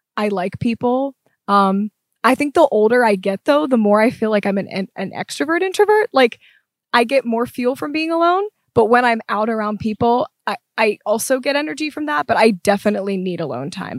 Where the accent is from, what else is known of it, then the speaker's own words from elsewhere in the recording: Pittsburgh, Pennsylvania, United States; moved away; I am from Pittsburgh originally